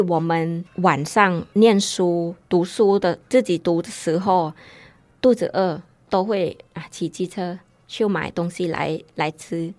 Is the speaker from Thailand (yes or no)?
yes; Thailand; Chinese is a second language; now in Taiwan; 像我泰国人来台湾比较大的